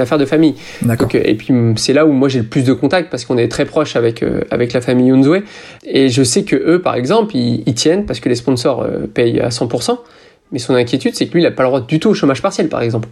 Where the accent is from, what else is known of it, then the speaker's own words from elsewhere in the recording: France; je suis français